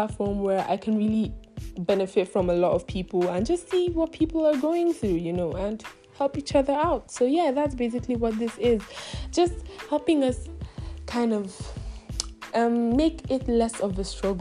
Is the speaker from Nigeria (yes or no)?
yes; Nigeria; I come from Nigeria. Yeah, that's where I'm from, and I'm Igbo by tribe